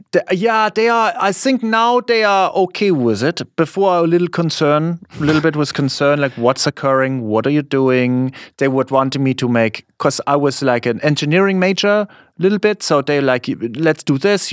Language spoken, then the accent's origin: English; Germany; English is a second language; moved away as an adult; now in United States; in my school, not so many people, we are liking American culture. It is it's still like this in Germany